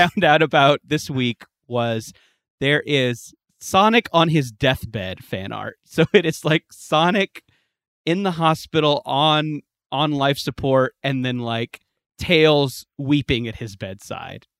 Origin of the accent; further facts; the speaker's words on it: West Coast, United States; I grew up on the West Coast